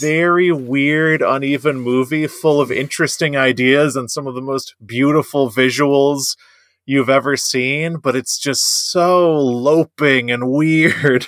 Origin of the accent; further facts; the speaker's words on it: United States; I'm an American.